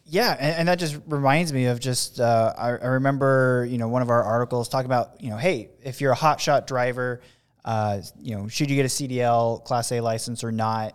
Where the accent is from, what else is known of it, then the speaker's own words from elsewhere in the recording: West Coast, United States; I'm from the West Coast